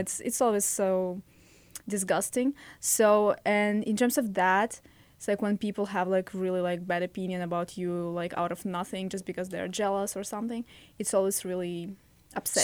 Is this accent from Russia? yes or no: yes; Russia; English is a second language; now in United States; I'm from Russia.